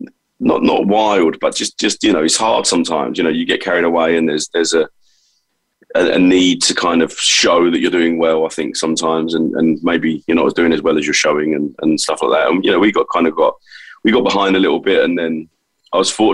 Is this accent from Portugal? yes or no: no; London, United Kingdom; accent: London; I was born in East London, and two great parents, and you know, in typical fashion, I guess, in that time, you know, I'm 43 years old now, so, you know, I was born in 78